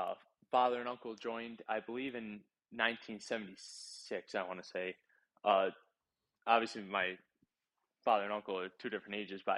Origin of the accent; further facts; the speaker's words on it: Derby, United States; So, I was born in Derby. I lived here my whole life.